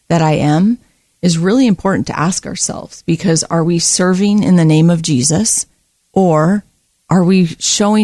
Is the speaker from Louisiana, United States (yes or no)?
no; Oahu, Hawaii, United States; moved away as an adult; now in Oregon, United States; I grew up on the island of Oahu in Hawaii.